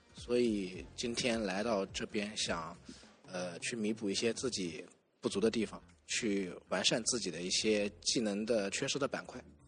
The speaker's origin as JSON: {"language": "Chinese", "town": "Nantong", "region": "Jiangsu", "country": "China", "said": "我来自江苏南通"}